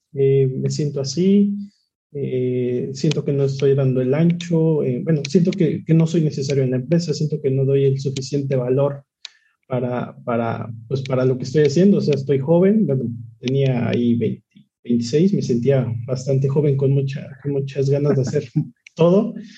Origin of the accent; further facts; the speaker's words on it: Tlaxcala, Mexico; soy de Tlaxcala, tengo 28 años.